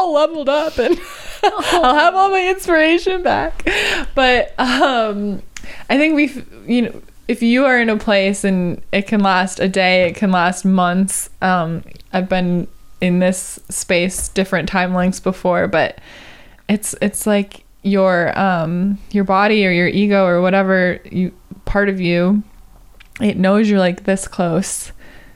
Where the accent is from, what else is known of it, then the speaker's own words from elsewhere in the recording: Wisconsin, United States; now in Los Angeles, United States; I'm from Wisconsin.